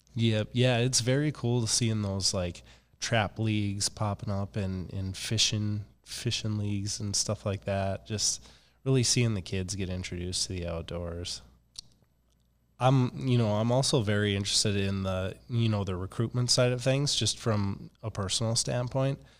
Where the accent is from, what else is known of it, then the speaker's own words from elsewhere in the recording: Minnesota, United States; now in Fargo, United States; I'm from Minnesota